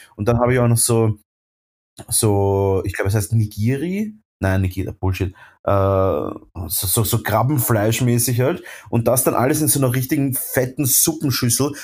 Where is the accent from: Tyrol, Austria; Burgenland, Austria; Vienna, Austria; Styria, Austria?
Vienna, Austria; bei uns in Wien